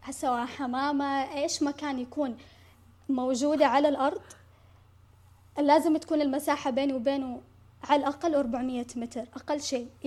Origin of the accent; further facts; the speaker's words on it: Saudi Arabia; احنا عندنا في السعودية